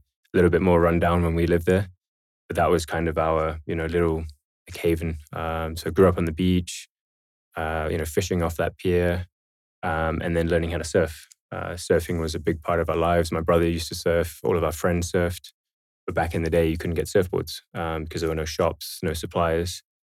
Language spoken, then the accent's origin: English; Dubai, United Arab Emirates; also born or lived in Bahrain; So, I was born in Bahrain, which back then was not a very well-known country. And that was in, 86. And then shortly after that, moved to Dubai in 87, actually.